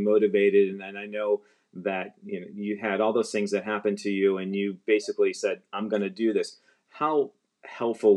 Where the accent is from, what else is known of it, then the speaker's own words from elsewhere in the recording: Buffalo, New York, United States; now in North Carolina, United States; I grew up in Buffalo, New York